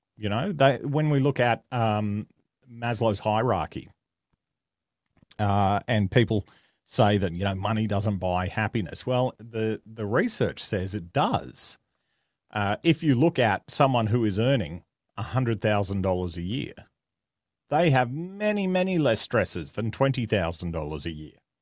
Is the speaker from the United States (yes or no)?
no; Australia; accent: Australian; I am Australian, if the accent didn't give it away